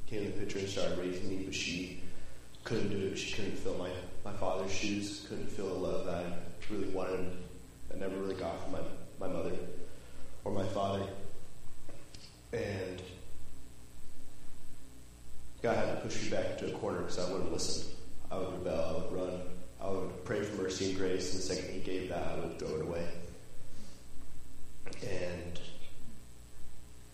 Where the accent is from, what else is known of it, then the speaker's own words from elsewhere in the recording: West Jordan, Utah, United States; moved away; I'm originally from West Jordan, Utah